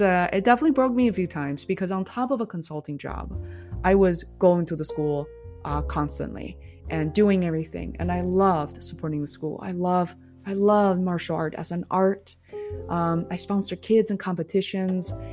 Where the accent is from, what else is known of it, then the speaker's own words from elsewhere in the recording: Beijing, China; moved away as an adult; also born or lived in Boston, United States; now in United States; Growing up in Beijing